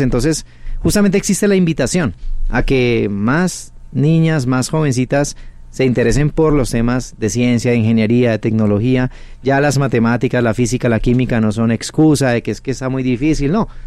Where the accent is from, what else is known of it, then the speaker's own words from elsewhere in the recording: Cali, Valle del Cauca, Colombia; Yo soy de Cali, Colombia.